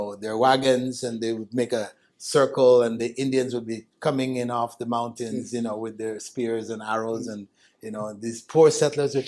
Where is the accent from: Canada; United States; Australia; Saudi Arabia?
Canada; I grew up in Canada